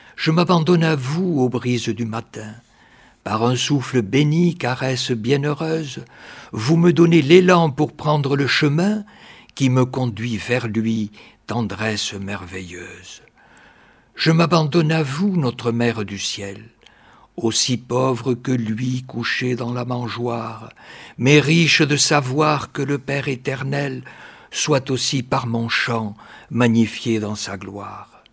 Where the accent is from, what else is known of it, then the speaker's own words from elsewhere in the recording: Malaussanne, Nouvelle-Aquitaine, France; mon village natal.